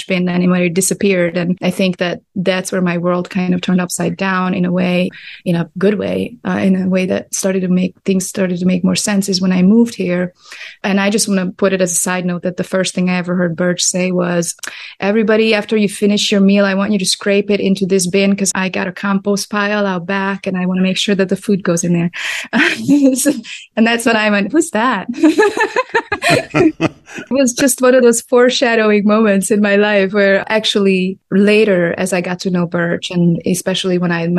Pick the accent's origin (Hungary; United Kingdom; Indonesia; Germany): Hungary; Budapest; now in Detroit, United States; I'm definitely a city girl. I grew up in Budapest, and, you know, it's a big city with 2.5 million people